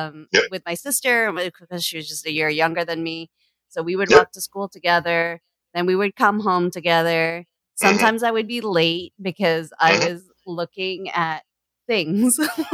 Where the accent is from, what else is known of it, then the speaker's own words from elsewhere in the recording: Canada; also born or lived in Halifax, Canada; Yeah, I grew up in Canada, a couple different places, but like I remember Halifax the most